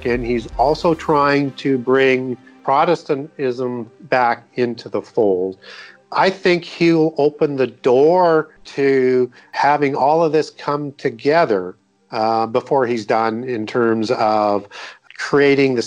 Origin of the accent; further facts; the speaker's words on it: Canada; When I was growing up in Canada, we used to see on CBC News, which is the national channel, which everybody watched every night.